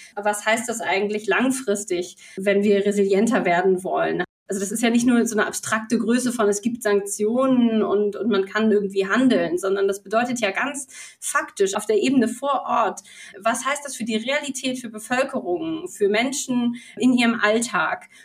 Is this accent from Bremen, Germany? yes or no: yes; Bremen, Germany; als Bremerin